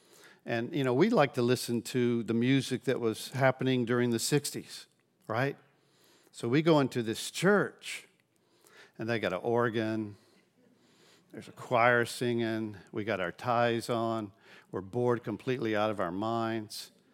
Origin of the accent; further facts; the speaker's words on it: Pensacola, Florida, United States; Now, I grew up here in Pensacola. My parents moved to Gulf Breeze when I was 16.